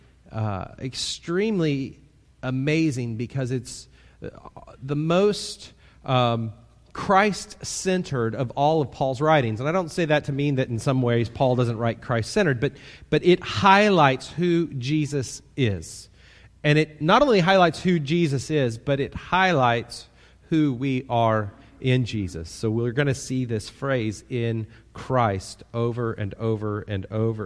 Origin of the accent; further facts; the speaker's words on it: Kansas City, United States; now in Titusville; I grew up in Kansas City, so I grew up in a large town